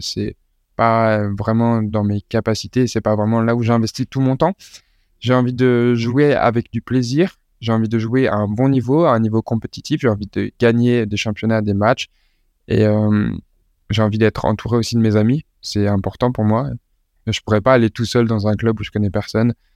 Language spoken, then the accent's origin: French; Lille, Hauts-de-France, France; je suis né à Lille